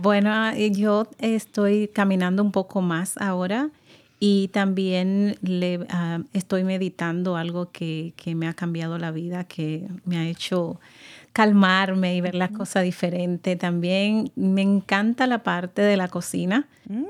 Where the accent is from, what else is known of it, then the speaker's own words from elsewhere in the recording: Dominican Republic; moved away; Yo vengo de República Dominicana y mi español es completamente diferente, al de acá